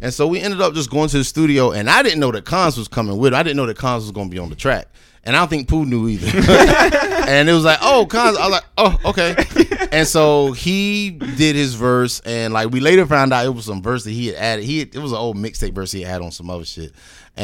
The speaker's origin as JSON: {"language": "English", "town": "Greensboro", "region": "North Carolina", "country": "United States", "tie": "born or raised there", "said": "I was raised in Greensboro, North Carolina"}